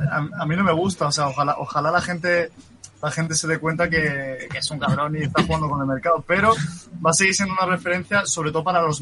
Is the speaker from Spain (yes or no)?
yes; Andalusia, Spain; Soy andaluz